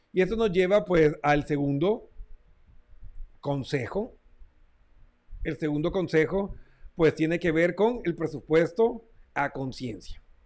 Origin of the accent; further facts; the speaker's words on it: Colombia; mi tierra natal, Colombia